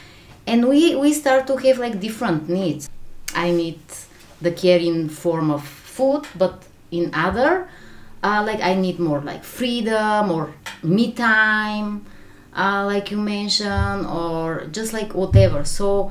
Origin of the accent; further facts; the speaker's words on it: Bulgaria; English is a second language; moved away as an adult; also born or lived in China; now in Japan; I'm from Bulgaria, and the last 10 years we've been living in Asia